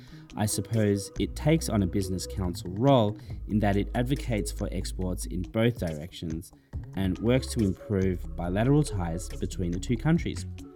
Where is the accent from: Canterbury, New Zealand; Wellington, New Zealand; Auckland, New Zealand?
Wellington, New Zealand; also born or lived in Melbourne; Now, I was born in Melbourne, Australia, but my heart and home remain in New Zealand. Of course, my dog Frida is there as well, in Wellington.